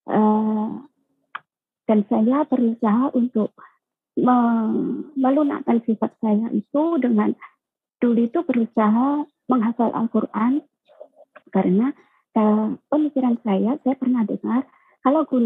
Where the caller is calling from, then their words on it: Taiwan; Saya dari saya dari Taiwan